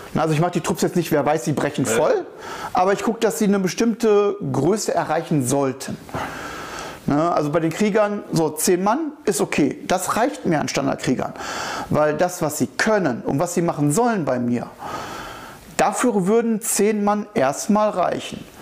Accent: Sauerland, North Rhine-Westphalia, Germany; moved away; Ich komme aus dem Sauerland

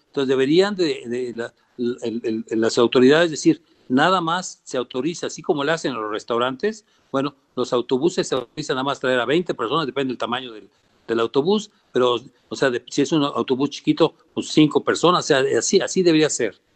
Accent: Mexico; moved away; yo amo a este país como, como, como buen mexicano

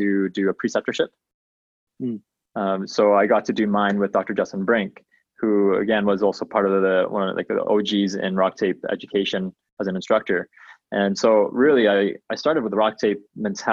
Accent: Malaysia; now in Calgary, Canada; We are both from Malaysia

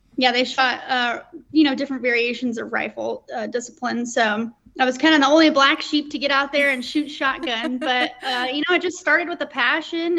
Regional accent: Colorado Springs, Colorado, United States; I grew up in Colorado Springs, Colorado

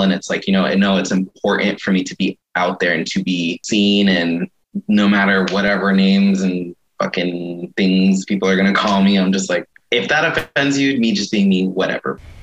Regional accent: Mesa, Arizona, United States; when I was younger, growing up in Mesa

